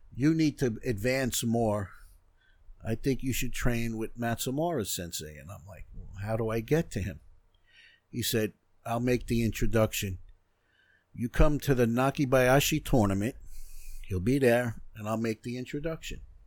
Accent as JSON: {"language": "English", "town": "North Merrick", "region": "New York", "country": "United States", "tie": "born or raised there", "said": "I grew up in North Merrick"}